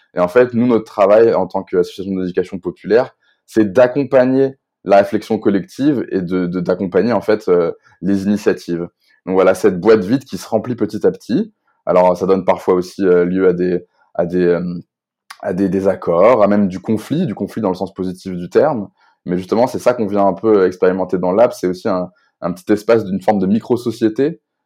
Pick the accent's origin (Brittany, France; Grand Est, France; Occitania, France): Brittany, France; Rennes; je suis un jeune Rennais, enfin jeune plus si jeune, mais je suis Rennais